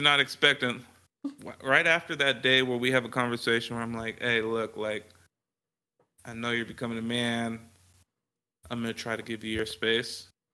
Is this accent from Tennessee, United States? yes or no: no; the Bay Area, California, United States; now in Texas, United States; I'm from the Bay